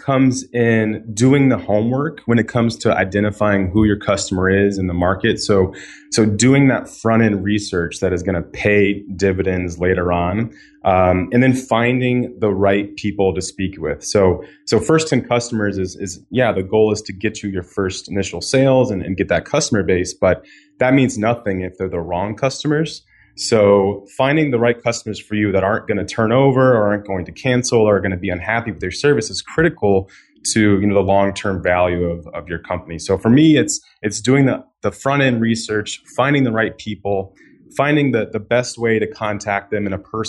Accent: Florida, United States; now in Chicago, United States; Live in Chicago right now, but I am originally from Florida. I've lived in about 9 or 10 cities now.

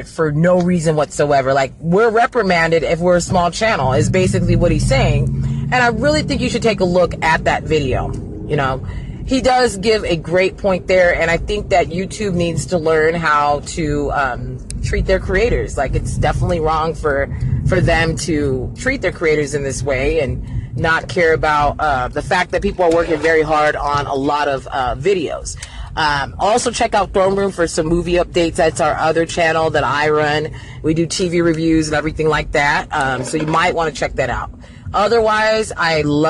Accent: United States; I'm not African because I'm not from Africa, so I'm an American

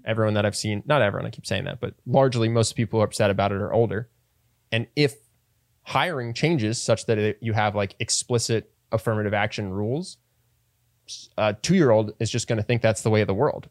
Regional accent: East Coast, United States; I'm from the East Coast.

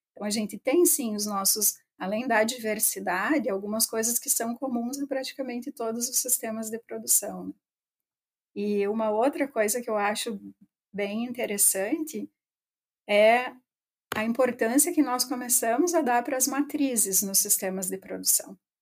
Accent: interior of Rio Grande do Sul, Brazil; also born or lived in Santa Maria; eu cresci no interior do Rio Grande do Sul, né? Eu sou de Itapera, e mais especificamente da linha São Pedro

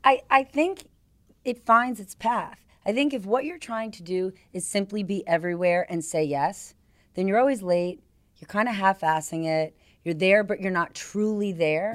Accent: New Jersey, United States; moved away as an adult; now in New York, United States; I grew up in New Jersey

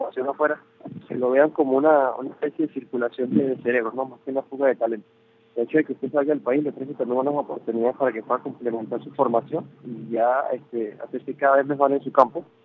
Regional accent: Venezuela; moved away as an adult; nosotros como, como universidad venezolana

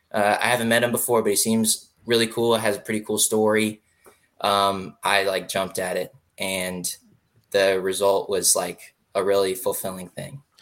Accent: Raleigh, North Carolina, United States; I grew up in Raleigh

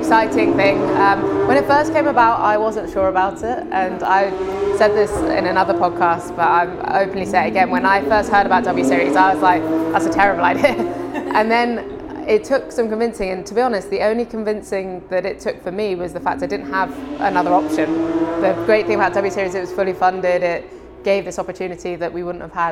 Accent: Isle of Man; moved away; I grew up on the Isle of Man, which is a small island in between England and Ireland

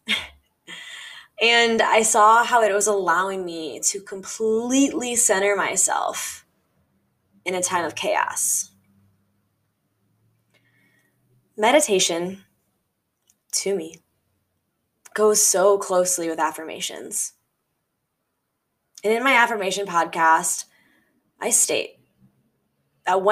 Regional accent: Midwest, United States; growing up in the Midwest

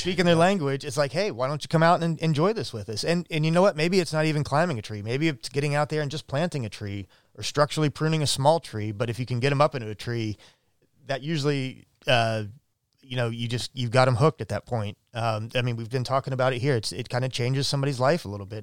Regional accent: Middletown, Ohio, United States; now in Eugene, United States; I'm from just outside of Cincinnati. I grew up in Middletown, Ohio

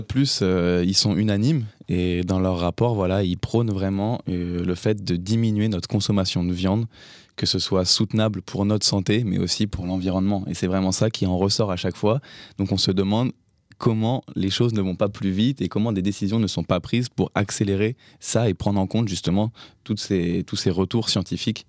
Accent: France; chez nous en France

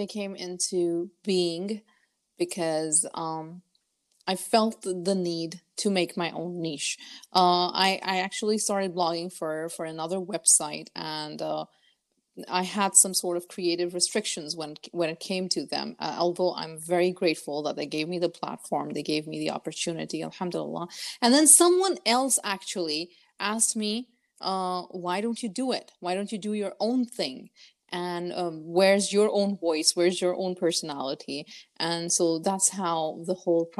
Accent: United Arab Emirates; moved away as an adult; also born or lived in Lahore, Pakistan; I was born, brought up in United Arab Emirates. I did my 12th grade until there

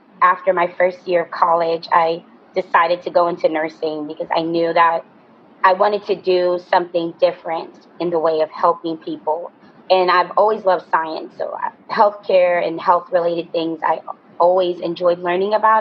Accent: New York, United States; growing up in New York, my grandmother was a nurse

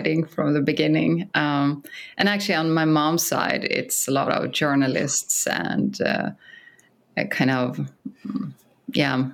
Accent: Sweden; English is a second language; moved away as an adult; now in San Francisco, United States; when I came to San Francisco from Sweden

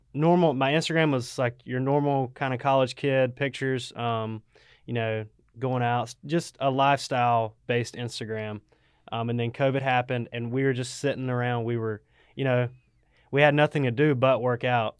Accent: Waycross, Georgia, United States; also born or lived in Statesboro, Georgia; I'm from Waycross

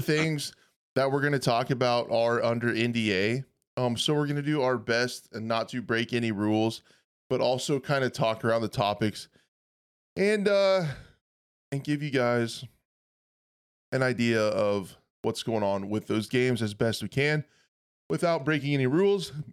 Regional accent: western Kansas, United States; I grew up on a small farm, like, in a trailer house in the middle of western Kansas

